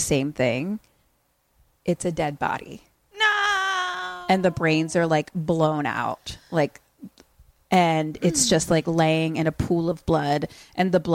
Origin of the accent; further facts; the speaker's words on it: United States; we're actually American